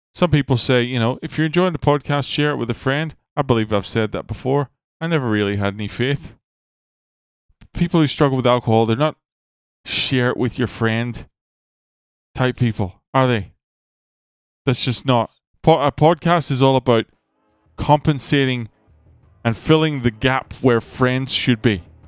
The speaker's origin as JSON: {"language": "English", "country": "Ireland", "said": "I'm Irish."}